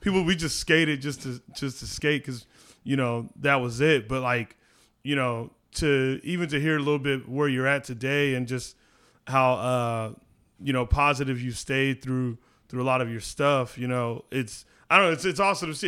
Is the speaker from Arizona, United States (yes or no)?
yes; Mesa, Arizona, United States; I grew up in Mesa